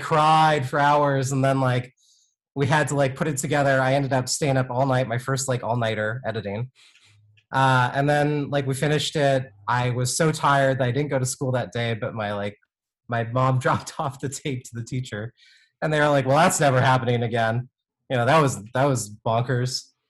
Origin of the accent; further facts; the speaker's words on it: Vancouver, Washington, United States; also born or lived in New York / Hawaii / Florida; I grew up in the Northwest, in Vancouver, Washington, which is about like 20 minutes north of Portland.